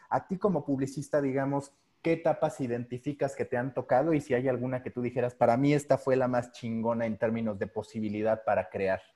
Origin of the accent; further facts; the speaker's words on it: Mexico; siendo mexicano